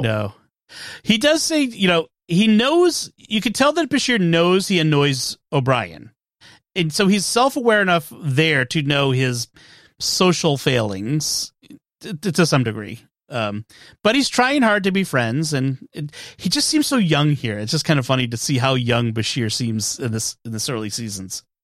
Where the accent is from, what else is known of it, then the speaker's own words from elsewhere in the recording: Massachusetts, United States; I'm from Massachusetts